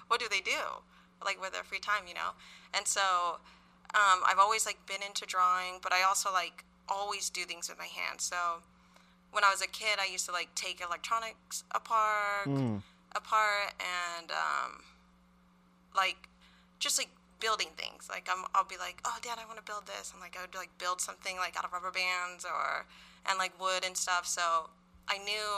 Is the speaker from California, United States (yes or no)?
yes; San Diego, California, United States; also born or lived in San Francisco Bay Area, California; I'm from San Diego. I'm 34